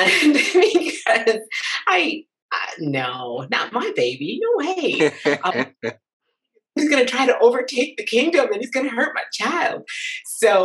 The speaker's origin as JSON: {"language": "English", "town": "Lansing", "region": "Michigan", "country": "United States", "moved": "as an adult", "lives_now": "Concord, United States", "said": "I'm originally from Lansing, Michigan, and lived in Michigan for 46 years."}